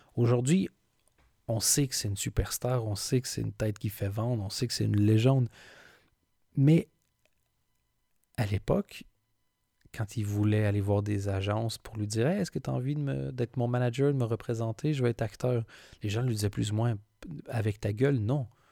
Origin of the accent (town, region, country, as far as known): Belgium